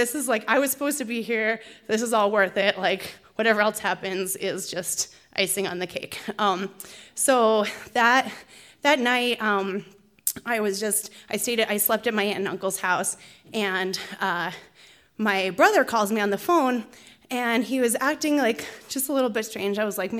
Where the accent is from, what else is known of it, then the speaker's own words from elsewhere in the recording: Pennsylvania, United States; moved away; I grew up in Pennsylvania